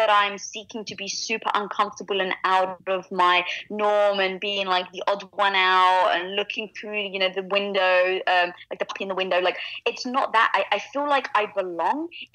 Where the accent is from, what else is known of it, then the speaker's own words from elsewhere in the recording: London, United Kingdom; accent: British; now in Los Angeles, United States; growing up in London, I was from a very traditional Greek neighborhood